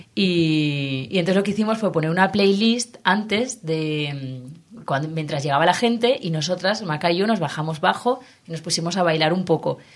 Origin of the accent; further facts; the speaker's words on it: Valencian Community, Spain; como valenciana que soy